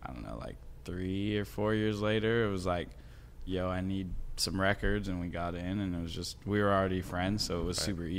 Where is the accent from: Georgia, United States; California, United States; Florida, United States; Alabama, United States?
California, United States; Berkeley; moved away as an adult; now in Los Angeles, United States; I've been in LA 4 years. I'm from the Bay Area.